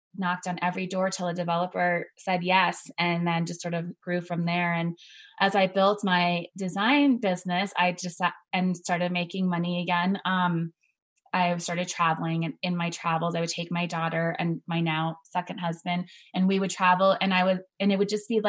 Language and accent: English; Hawaii, United States; moved away; also born or lived in La Junta, Colorado; I was originally from Hawaii.